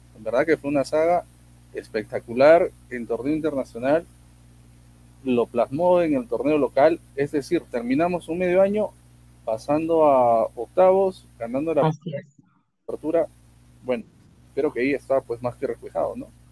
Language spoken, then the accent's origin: Spanish; Arequipa, Peru; Como, como arequipeño